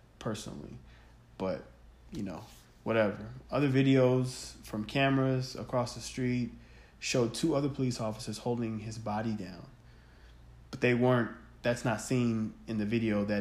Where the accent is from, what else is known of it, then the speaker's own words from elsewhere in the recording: western suburbs of Illinois, United States; as a black man growing up in America who's faced racism of all kinds, especially living in the suburbs of Illinois, in the western suburbs